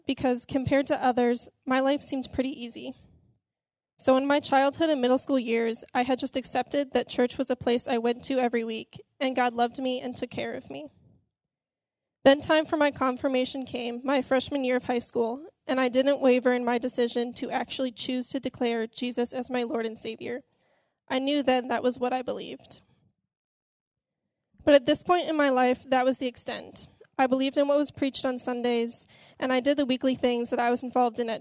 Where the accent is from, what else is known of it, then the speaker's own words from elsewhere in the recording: Elgin, Illinois, United States; I grew up in Elgin, Illinois, with a brother and a sister